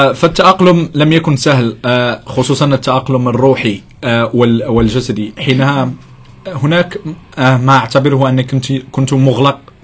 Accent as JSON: {"language": "Arabic", "town": "Casablanca", "region": "Casablanca-Settat", "country": "Morocco", "said": "أنا من المغرب من الدار البيضاء"}